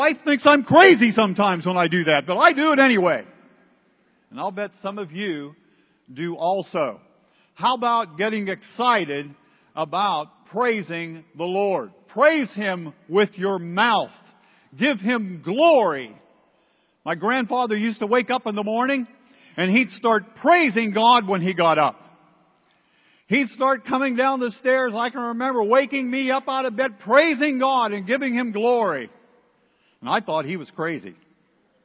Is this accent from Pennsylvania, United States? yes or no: yes; Pittsburgh, Pennsylvania, United States; I'm from Pittsburgh